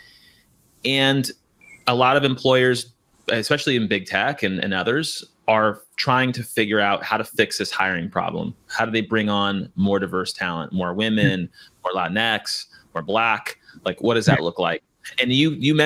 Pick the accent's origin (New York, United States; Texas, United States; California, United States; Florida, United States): California, United States; I'm from California